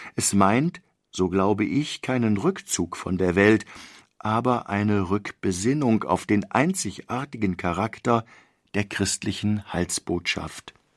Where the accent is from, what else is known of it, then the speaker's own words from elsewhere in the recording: Germany; wir als Deutsche leben